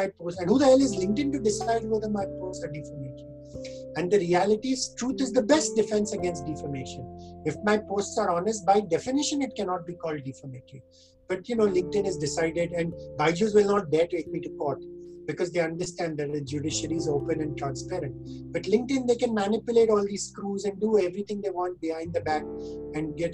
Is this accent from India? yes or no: yes; India; us as Indian citizens